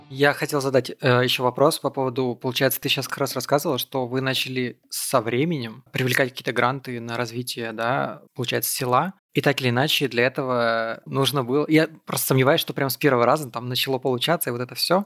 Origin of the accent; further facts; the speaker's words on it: Salekhard, Yamalo-Nenets Autonomous Okrug, Russia; я человек, который вырос на севере, в Салихарде